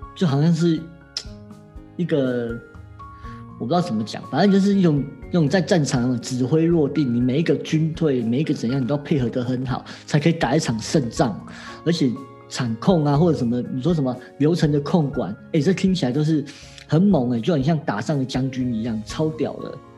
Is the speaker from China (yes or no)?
no; Taiwan; 我们台湾人好像请客，通常都没有一次准时的哦